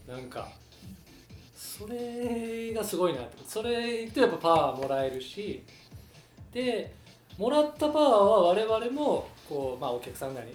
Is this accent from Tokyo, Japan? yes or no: no; Osaka, Japan; now in Kobe, Japan; もともと大阪出身なんですけど